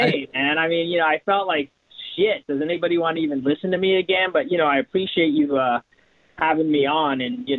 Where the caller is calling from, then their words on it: California, United States; I'm actually calling from the Bay Area because I had my first USTA tennis match last night.